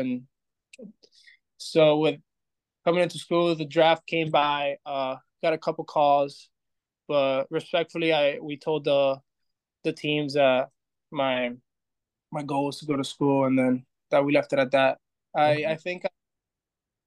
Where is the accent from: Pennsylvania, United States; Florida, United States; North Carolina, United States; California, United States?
Florida, United States; we're all from Florida